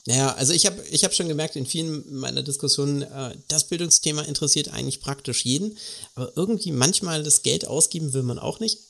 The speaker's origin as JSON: {"language": "German", "country": "Germany", "also_born_or_lived": "Karlsruhe", "said": "bei uns in Deutschland"}